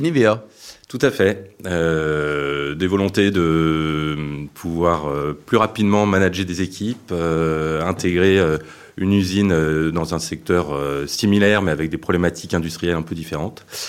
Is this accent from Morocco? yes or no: no; Paris, Île-de-France, France; moved away; also born or lived in Brittany; moi je suis parisien